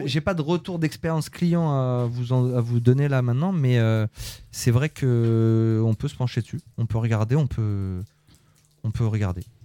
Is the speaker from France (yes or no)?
yes; Conflans-Sainte-Honorine, Île-de-France, France; On est natif de Conflans, la clinique des tilleuls